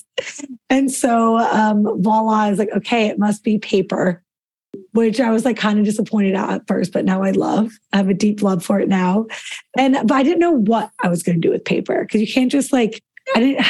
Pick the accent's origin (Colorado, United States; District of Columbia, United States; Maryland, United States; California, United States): Colorado, United States; now in Washington, D.C., United States; I grew up in Colorado, which is very laid back and casual